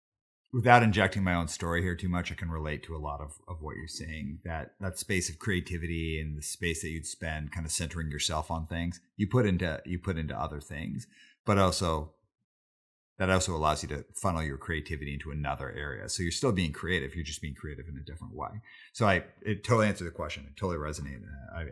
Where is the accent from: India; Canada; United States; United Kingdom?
Canada; Calgary, Alberta; But I grew up in Calgary, Alberta. So it was like really tough to find stuff.